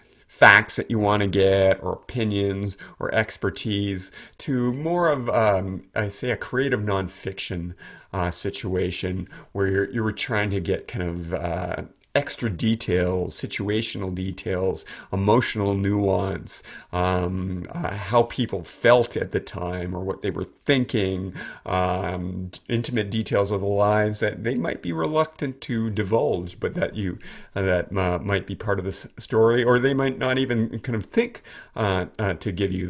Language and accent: English; United States; I'm an American journalist, which I think carried a little bit more weight.